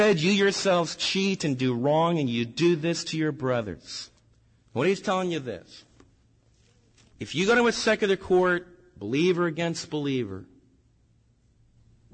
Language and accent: English; United States; as American believers